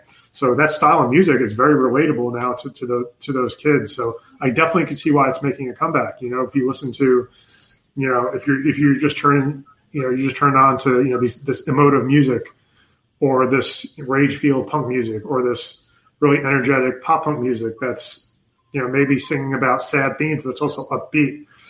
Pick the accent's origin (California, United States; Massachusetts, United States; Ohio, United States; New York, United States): New York, United States; also born or lived in Pennsylvania; But I'm originally from New York too. Like, yes, another thing we have in common. And then when we moved from New York, we moved to Pennsylvania, a little town for like maybe a year or half a year.